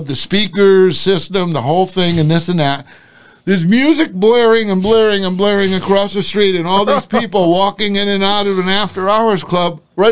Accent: New Haven, Connecticut, United States; When I was young, I grew up in New Haven for like 6 years. Then we moved to a contiguous town

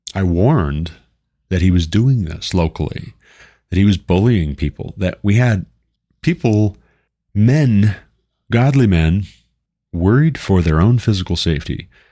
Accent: Glendive, Montana, United States; moved away; also born or lived in Sidney, Montana; as someone from Eastern Montana, born and raised in Glendive, Montana

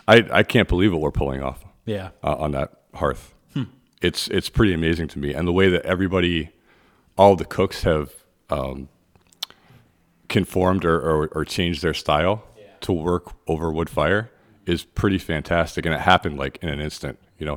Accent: Vermont, United States; also born or lived in Virginia; I was born in Virginia, but I grew up in Vermont.

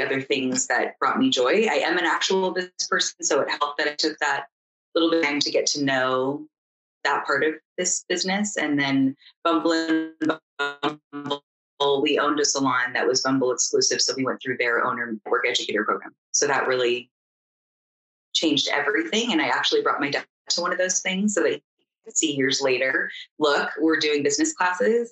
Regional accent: Danville, California, United States; I grew up in Danville, California

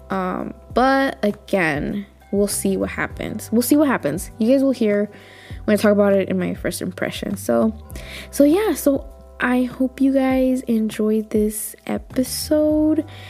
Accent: United States; I'm just an American

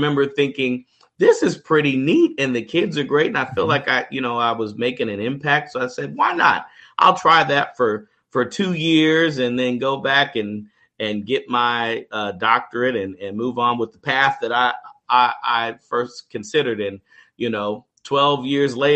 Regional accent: Kansas City, Kansas, United States; moved away as an adult; now in Texas, United States; I was born and raised in Kansas City, Kansas. I grew up there in the public KCK public schools

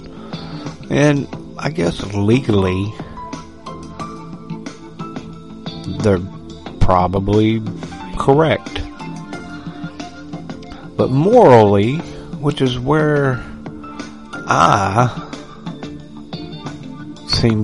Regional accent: United States; as an American

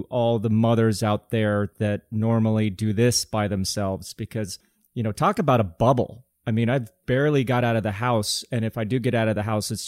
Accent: Colorado, United States; growing up in Colorado

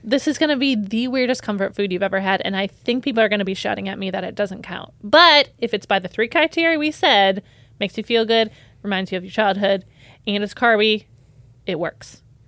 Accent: United States; I'm from America

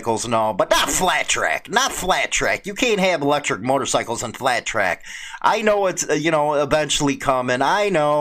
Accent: United States; as an American

